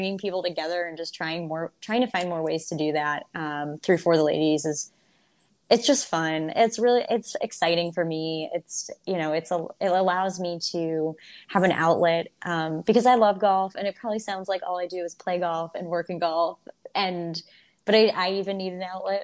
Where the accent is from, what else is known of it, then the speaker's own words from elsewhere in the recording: Toledo, Ohio, United States; I'm hosting an event in my hometown of Toledo, Ohio.